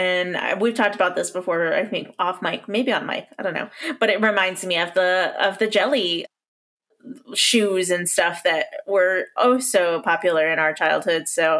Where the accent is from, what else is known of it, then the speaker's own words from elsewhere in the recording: Davenport, Iowa, United States; growing up in Davenport, Iowa, which is where I grew up